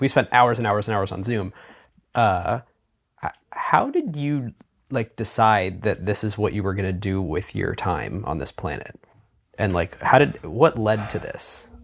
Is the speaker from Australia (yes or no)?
no; Cleveland, Ohio, United States; I'm from Cleveland